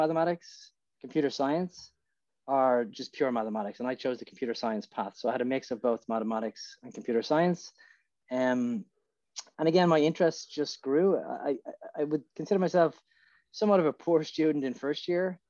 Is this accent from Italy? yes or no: no; Portmarnock, Leinster, Ireland; moved away as an adult; now in San Francisco, United States; I was a young kid growing up in Portmarnock, and really it was an idyllic place to grow up in Ireland